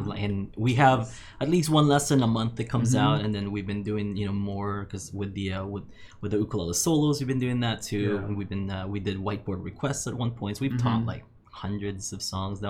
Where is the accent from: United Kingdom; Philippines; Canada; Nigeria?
Philippines; now in Kauai, United States; I mean, I wasn't born here, but I moved here from the Philippines in 92, and mm-hmm. it was just so quiet.